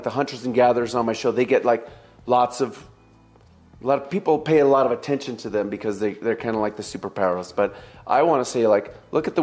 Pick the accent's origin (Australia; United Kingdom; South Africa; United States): United States; being an American